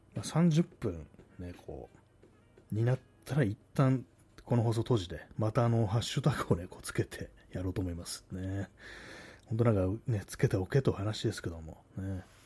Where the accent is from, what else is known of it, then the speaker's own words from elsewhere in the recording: Tokyo, Japan; accent: Tokyo accent; 私、あの、東京の人間なんですけども、まあ、自分ではね、意識してないんですけども、多分まあその東京なまりというか